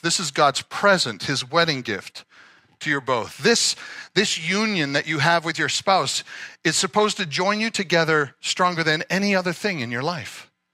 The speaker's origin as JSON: {"language": "English", "region": "Nova Scotia", "country": "Canada", "tie": "born or raised there", "said": "I grew up in Nova Scotia"}